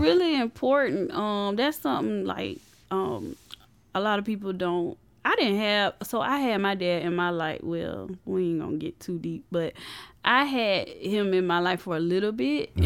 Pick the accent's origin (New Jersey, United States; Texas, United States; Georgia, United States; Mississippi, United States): Georgia, United States; Columbus; growing up in Columbus